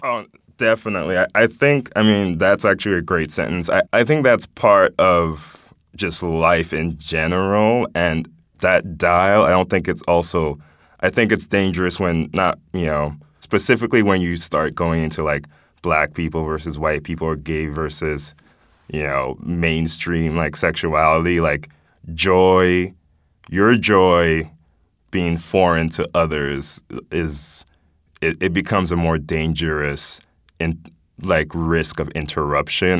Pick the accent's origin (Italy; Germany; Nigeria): Nigeria; now in United States; I was born here, grew up in Nigeria, and moving back here